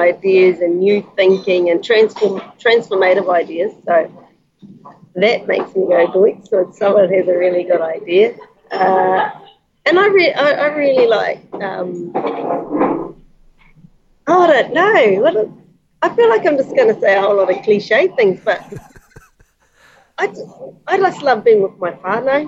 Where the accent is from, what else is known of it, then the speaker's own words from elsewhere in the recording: Wharepunga, East Coast, Gisborne, New Zealand; moved away; Wharepunga, East Coast, Taitanga Mate.